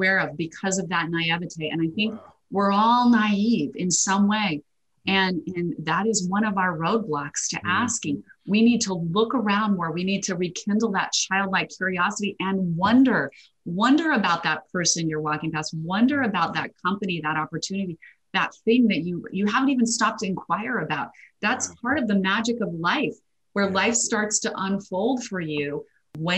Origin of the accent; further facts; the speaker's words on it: Idaho, United States; I'm a girl from Idaho, grew up with a lot of potatoes